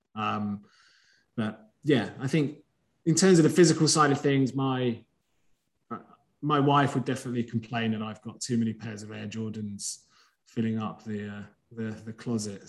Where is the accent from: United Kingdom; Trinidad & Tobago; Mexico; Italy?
United Kingdom; England; also born or lived in Greece; I was born in Greece, but I've grown up in England